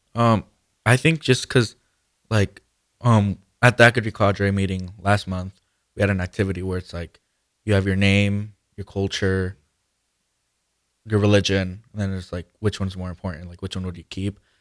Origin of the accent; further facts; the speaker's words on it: Guanajuato, Mexico; moved away; I'm from Mexico. I was born in Mexico in Guanajuato.